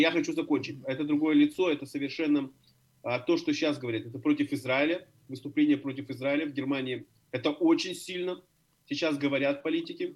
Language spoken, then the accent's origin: Russian; Odesa, Odesa Oblast, Ukraine; now in Berlin, Germany; Я родился в Одессе, я родился в Одессе, остался одесситом